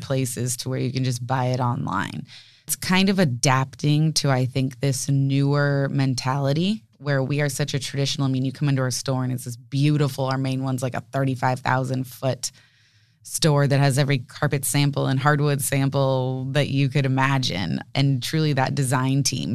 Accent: San Diego, California, United States; we're a local family, born and raised in San Diego, me, my parents

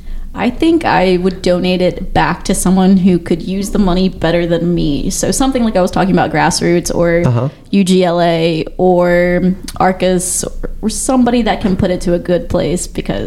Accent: Wilmington, North Carolina, United States; I grew up here as well.

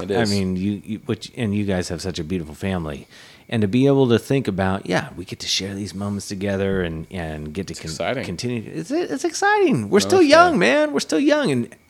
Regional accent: Massachusetts, United States; born there; And New Hampshire, I have no excuse because I was born on Cape Cod.

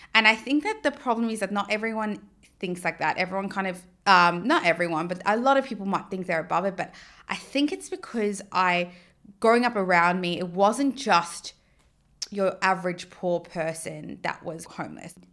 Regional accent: South Africa; now in Australia; growing up in South Africa

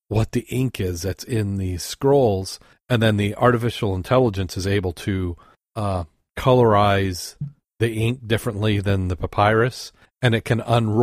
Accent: Great Lakes, United States; growing up on the Great Lakes

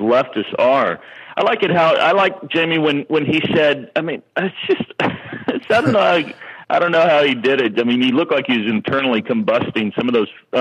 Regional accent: Texas, United States; I'm a Texan

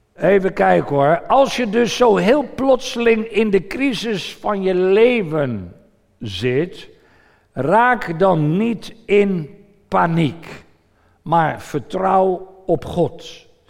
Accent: Voorburg, South Holland, Netherlands; mijn moeder toen we in Voorburg woonden

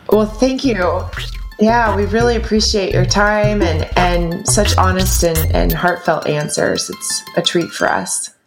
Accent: the South, United States; growing up in the South in America

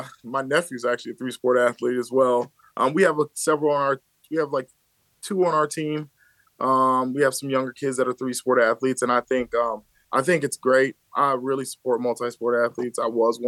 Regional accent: Aurora, Illinois, United States; also born or lived in Louisiana (mother's side); I'm from West Aurora

